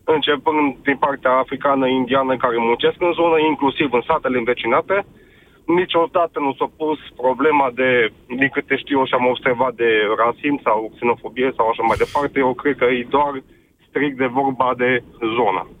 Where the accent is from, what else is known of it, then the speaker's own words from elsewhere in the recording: Târgu Mureș, Mureș County, Romania; moved away as an adult; now in Ploiești, Romania; eu de, de loc sunt din Târgu Mureș